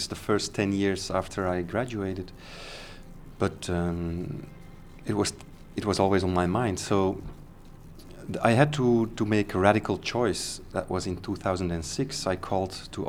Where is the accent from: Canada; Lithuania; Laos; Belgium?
Belgium; Antwerp, Flanders; I started from Antwerp, my hometown